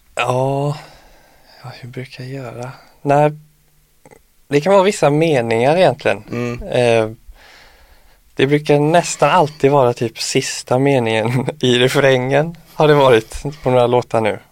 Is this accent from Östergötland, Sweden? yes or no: no; Jörlanda, Västra Götaland, Sweden; also born or lived in Örnsköldsvik; now in Stockholm, Sweden; hemma i Jörlanda